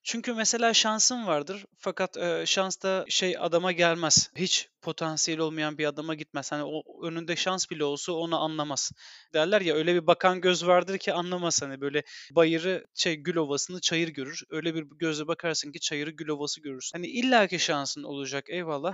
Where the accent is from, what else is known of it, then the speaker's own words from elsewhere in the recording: Turkey; Biz Türk'üz